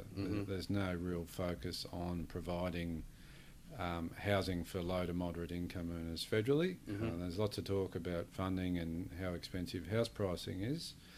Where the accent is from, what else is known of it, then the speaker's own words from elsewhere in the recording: Deloraine, Tasmania, Australia; moved away; Grew up in a little town called Deloraine, which is in northwest Tasmania.